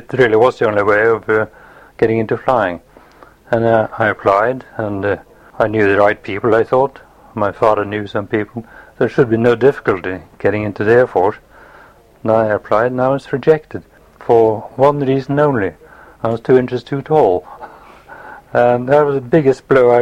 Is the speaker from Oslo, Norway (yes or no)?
yes; Oslo, Norway; also born or lived in Kristiansund, Norway; we moved from there when I was 2 years old, down near Oslo. And most of my youth was spent there, near and in Oslo.